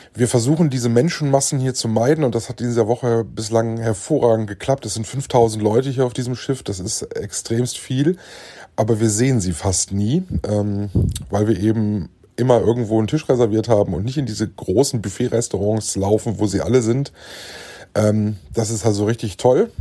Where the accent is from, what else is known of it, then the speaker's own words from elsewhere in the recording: Germany; bei uns in Deutschland